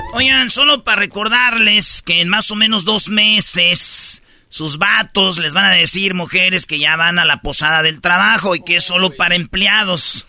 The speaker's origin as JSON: {"language": "Spanish", "town": "Jiquilpan", "region": "Michoacán", "country": "Mexico", "tie": "born or raised there", "moved": "yes", "said": "en mi pueblo cuando hacían bailes, pues se oía cuando todo el sonido, güey. Y pues yo estaba morrido y yo no iba a los bailes, pero se oía hasta donde yo vivía. Allá por el lienzo charro se oían los bailes que hacían en el estadio de Jiquilpa"}